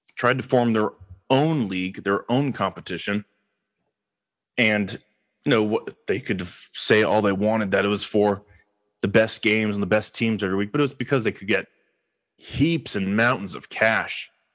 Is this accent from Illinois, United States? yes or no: no; Los Angeles, California, United States; I am from Los Angeles